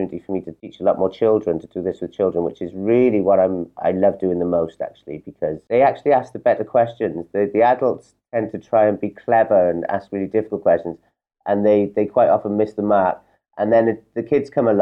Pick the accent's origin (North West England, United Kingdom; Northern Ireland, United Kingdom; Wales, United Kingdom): Wales, United Kingdom; now in Portugal; I come from Wales.